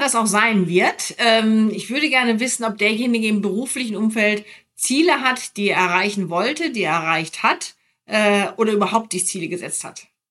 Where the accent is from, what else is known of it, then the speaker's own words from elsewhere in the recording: near Minden, North Rhine-Westphalia, Germany; now in Frankfurt, Germany; in meinem Ort, wo ich aufgewachsen bin, da bin ich auch gerne aufgewachsen